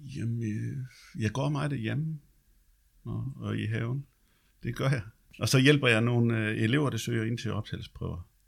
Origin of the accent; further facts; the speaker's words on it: Løjt Land, Southern Denmark, Denmark; moved away; der hvor jeg kommer fra, det er Løjtland